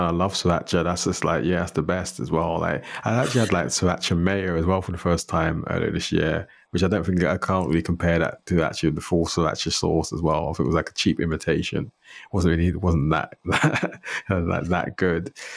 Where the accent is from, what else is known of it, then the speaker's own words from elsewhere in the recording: London, United Kingdom; I grew up in London